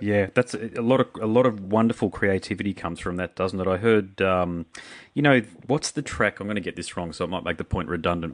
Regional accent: Brisbane, Queensland, Australia; I'm from Brisbane

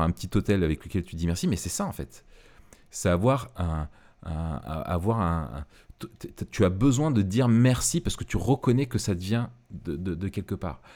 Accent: France; nous, en tant que Français

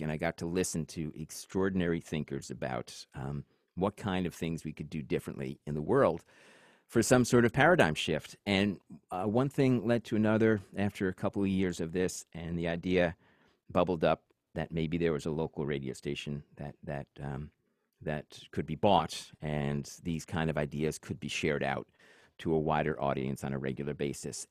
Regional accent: Suffolk County, New York, United States; I was born in New York City. We did the great suburban migration when I was two out to Suffolk County

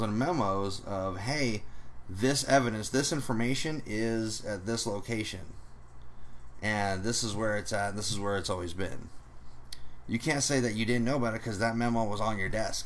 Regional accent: United States; We don't have power as American people

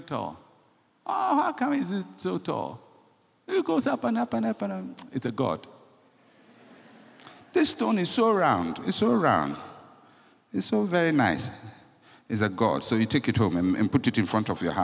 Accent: Ghana; I'm a Ghanaian

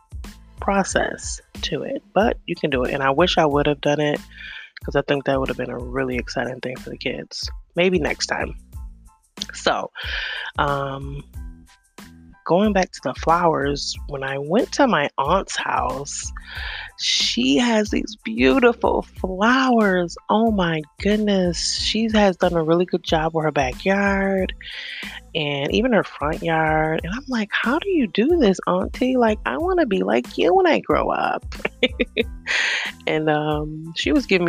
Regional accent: New York, United States; moved away; I'm originally from New York

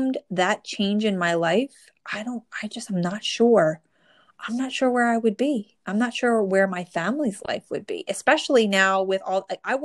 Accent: New Jersey, United States; born or raised there

